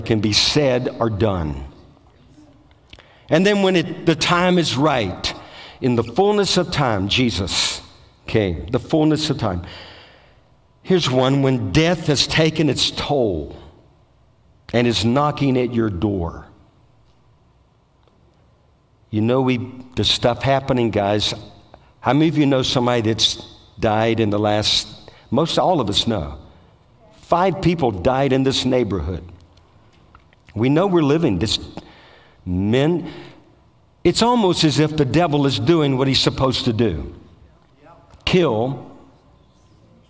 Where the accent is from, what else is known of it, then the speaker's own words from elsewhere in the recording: Bogalusa, Louisiana, United States; I'm from Bogalusa, Louisiana